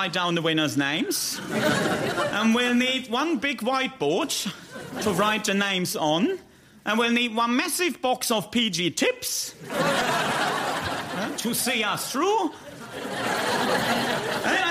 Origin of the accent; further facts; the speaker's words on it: Hagen, North Rhine-Westphalia, Germany; moved away as an adult; now in London, United Kingdom; I'm from Hagen